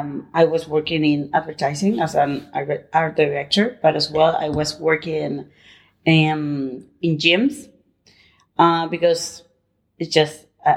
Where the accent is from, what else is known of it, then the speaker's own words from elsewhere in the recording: Madrid, Community of Madrid, Spain; English is a second language; also born or lived in Barcelona / United Kingdom; now in Palma, Spain; I'm originally from Madrid, but actually I'm living in Palma, Mallorca.